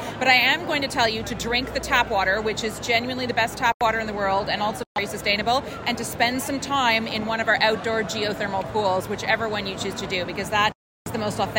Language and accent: English; Ottawa, Ontario, Canada; moved away as an adult; also born or lived in England; now in Iceland; I was born and raised in Ottawa, the capital of Canada, and spent 5 years here in lovely England before moving to Iceland. But I do have a strange accent when I speak in Icelandic.